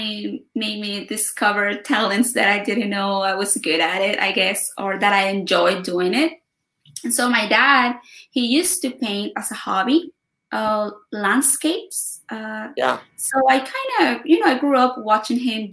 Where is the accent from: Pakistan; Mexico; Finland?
Mexico; Ensenada, Baja California; my hometown